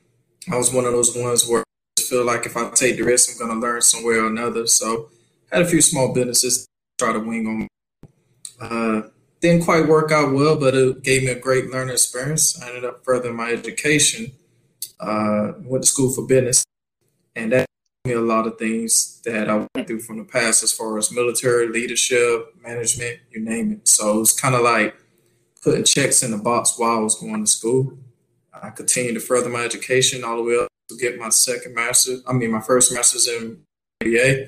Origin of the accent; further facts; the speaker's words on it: North Florida, United States; moved away as an adult; also born or lived in San Diego, California; now in California, United States; So I'm originally from North Florida, a little small town called Kerrville, Florida, which is close to the outskirts of Panama City. Grew up there my whole life